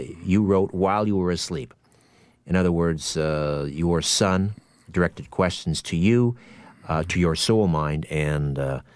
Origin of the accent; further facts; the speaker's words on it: Brantford, Ontario, Canada; my hometown, Brantford, Ontario